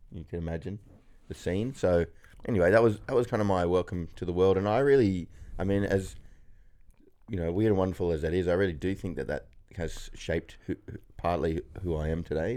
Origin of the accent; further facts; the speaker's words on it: Kuranda, Queensland, Australia; also born or lived in Sydney; my mum and dad decided they want me to be born in the tropical north Queensland